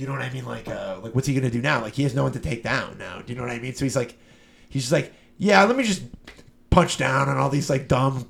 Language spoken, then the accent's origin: English; Detroit, Michigan, United States; born or raised there